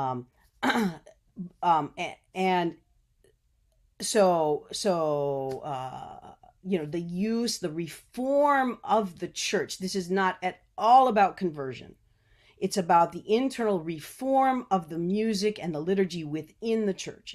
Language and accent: English; United States; As an American